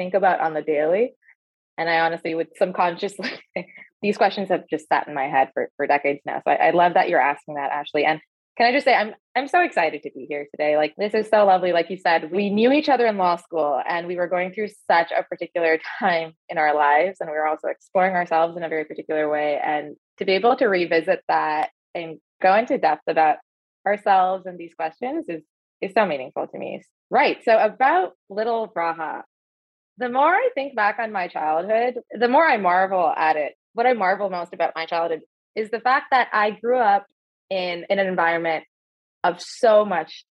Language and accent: English; near Toronto, Ontario, Canada; also born or lived in Dubai; I grew up in Ontario, so near Toronto in Canada, in a suburb